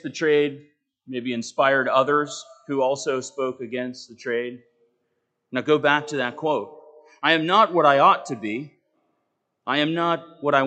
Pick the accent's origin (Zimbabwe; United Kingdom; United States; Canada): United States; as American Christians